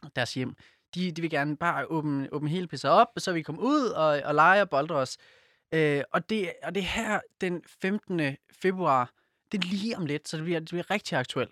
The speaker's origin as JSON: {"language": "Danish", "town": "Silkeborg", "region": "Central Denmark Region", "country": "Denmark", "moved": "yes", "lives_now": "Copenhagen, Denmark", "said": "jeg er fra Silkeborg. Øh, så vi er begge to jyder"}